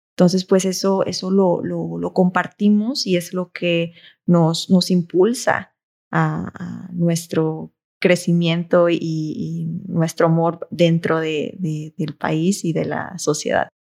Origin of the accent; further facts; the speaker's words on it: Mexico; de ser mexicanos